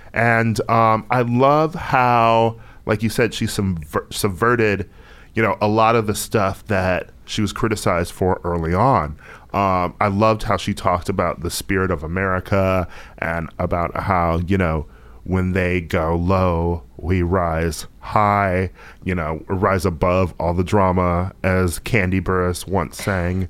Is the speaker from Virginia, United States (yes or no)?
no; Wisconsin, United States; I'm from Wisconsin